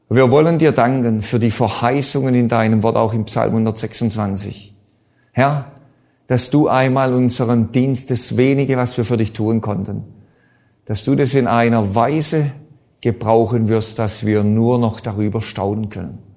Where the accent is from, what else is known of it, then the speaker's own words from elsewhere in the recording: Baden-Württemberg, Germany; Ich bin ein Schwabe, ich darf das sagen. Schaffe, schaffe, Häusle bauen.